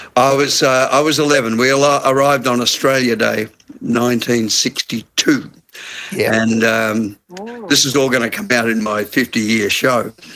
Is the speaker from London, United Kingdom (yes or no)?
no; Glasgow, Scotland, United Kingdom; moved away; I'm from Glasgow